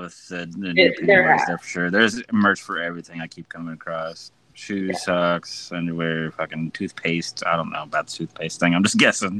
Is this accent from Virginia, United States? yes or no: no; Wichita, Kansas, United States; I was born in Wichita, Kansas, not Wichita Falls.